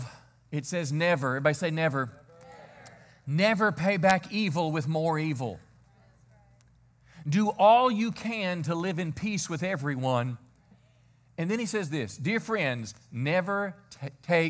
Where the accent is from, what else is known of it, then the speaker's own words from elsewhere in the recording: Mississippi, United States; I'm 59. I was raised in Mississippi.